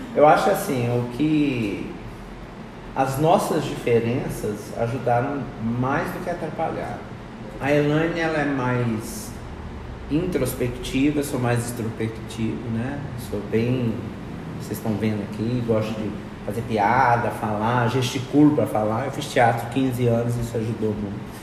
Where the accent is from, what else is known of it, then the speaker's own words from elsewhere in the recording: Juiz de Fora, Minas Gerais, Brazil; now in Bela Vista, Brazil; Sou mineiro, lá de Juiz de Fora.